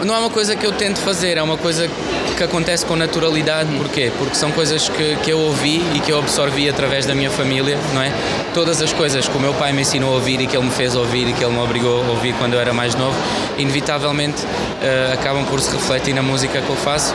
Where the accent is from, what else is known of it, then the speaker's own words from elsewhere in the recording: Paris, Île-de-France, France; now in Portugal; como toda e qualquer pessoa da minha geração cresceu em Paris, uh, cresci a ouvir as grandes referências do hip hop francês